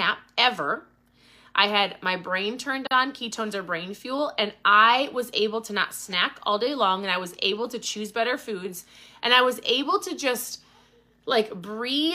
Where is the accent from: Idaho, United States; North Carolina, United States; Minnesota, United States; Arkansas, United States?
Minnesota, United States; I'm from Minnesota